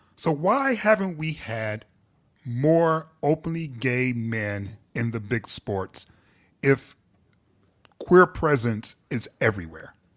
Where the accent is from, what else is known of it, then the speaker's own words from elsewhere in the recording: Detroit, Michigan, United States; growing up in Detroit